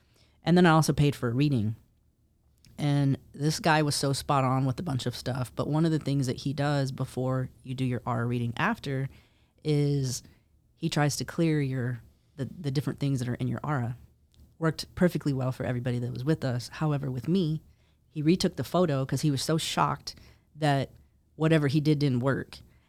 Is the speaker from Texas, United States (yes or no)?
yes; Texas, United States; I was born and raised in Texas. So okay, Texas is my Texas you know. Is my real home.